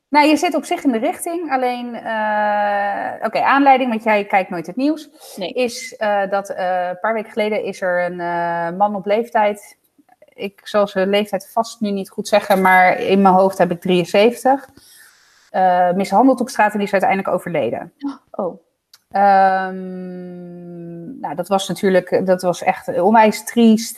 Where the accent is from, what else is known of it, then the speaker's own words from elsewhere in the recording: Zoetermeer, South Holland, Netherlands; uit Zoetermeer